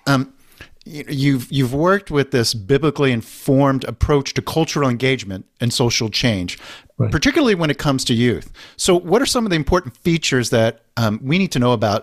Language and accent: English; United States; My parents immigrated from Korea. I was born in the States